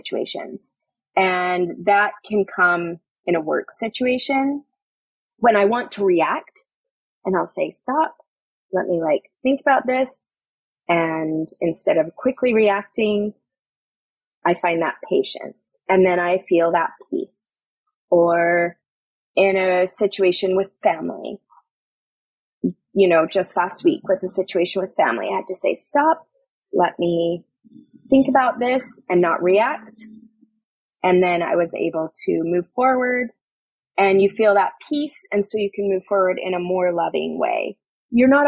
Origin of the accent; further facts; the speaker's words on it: New York, United States; I'm a New Yorker.